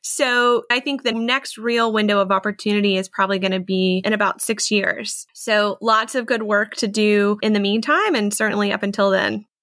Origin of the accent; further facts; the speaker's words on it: North Carolina, United States; moved away as an adult; also born or lived in New York; come back to my home state where my whole family was